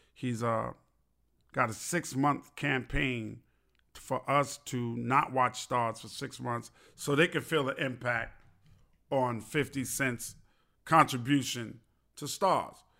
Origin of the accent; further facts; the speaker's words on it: New York City, New York, United States; I'm from Queens